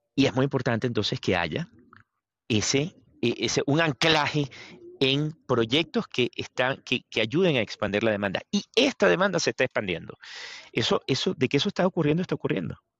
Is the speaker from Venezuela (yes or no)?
yes; Venezuela; moved away; vengo de Venezuela